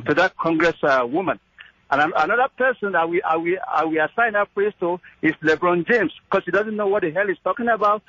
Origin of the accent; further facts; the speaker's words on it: Nigeria; now in Yonkers, United States; I'm from Nigeria